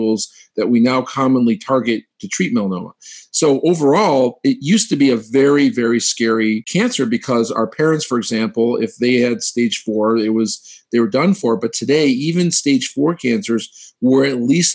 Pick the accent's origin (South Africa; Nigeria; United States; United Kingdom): United States; Ann Arbor, Michigan; moved away as an adult; also born or lived in Pittsburgh / St. Louis; now in Cleveland, United States; I'm actually a Midwest kid. I'm from Ann Arbor, Michigan